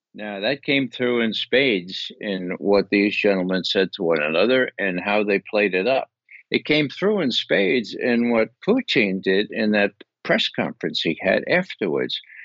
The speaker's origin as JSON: {"language": "English", "country": "United States", "said": "we American citizens"}